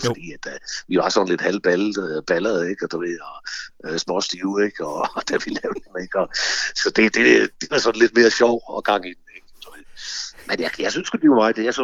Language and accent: Danish; Horsens, Central Denmark Region, Denmark; nu kommer vi fra Horsens, ikke?